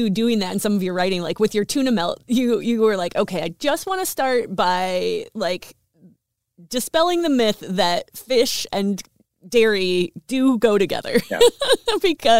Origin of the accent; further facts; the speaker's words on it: Midwest, United States; I grew up in the Midwest and we didn't have a lot.